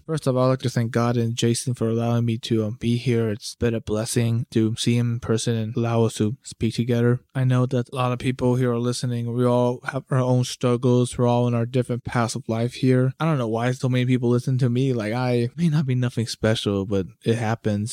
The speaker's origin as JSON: {"language": "English", "country": "United States", "tie": "born or raised there", "said": "I grew up my entire life here in the U S, but, like, my family's from, you know, my parents are from Peru"}